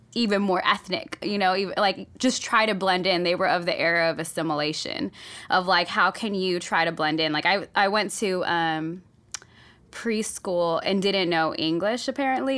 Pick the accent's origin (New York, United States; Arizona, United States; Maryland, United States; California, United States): California, United States; Oakland; English is a second language; I grew up in Oakland